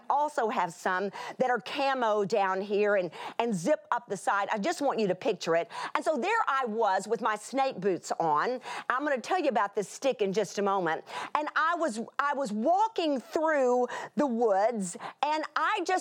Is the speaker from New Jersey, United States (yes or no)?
no; South Texas, United States; I come from South Texas